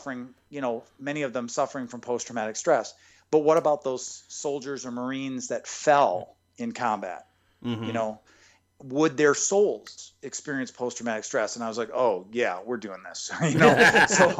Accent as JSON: {"language": "English", "region": "Michigan", "country": "United States", "moved": "yes", "said": "I'm from Michigan originally"}